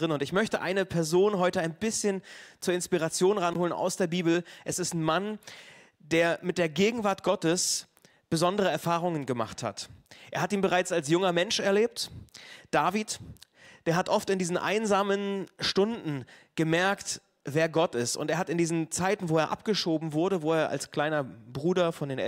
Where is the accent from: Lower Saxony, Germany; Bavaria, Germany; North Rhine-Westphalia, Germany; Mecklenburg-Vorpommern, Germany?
Mecklenburg-Vorpommern, Germany; Neubrandenburg; Und ich war am Montag bei der Worship Tour dabei in Neubrandenburg und das ist so meine Heimatstadt.